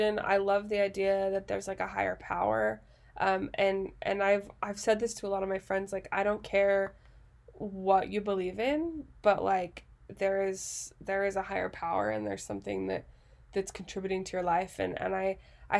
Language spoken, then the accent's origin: English; Utah, United States; we're from Utah